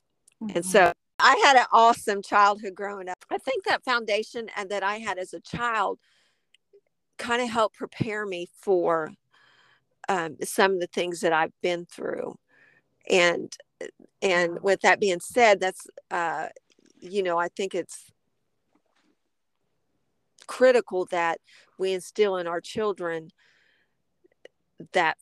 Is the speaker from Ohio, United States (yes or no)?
yes; Springfield, Ohio, United States; I was born and raised in Springfield, Ohio